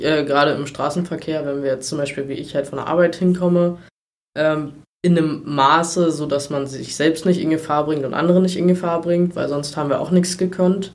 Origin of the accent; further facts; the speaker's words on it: Treuenbrietzen, Brandenburg, Germany; also born or lived in Berlin-Spandau (birthplace); wohne aber schon immer, also zuerst bei meinen Eltern in Riedsbucht, mhm. was ein Ortsteil von Trömritzen ist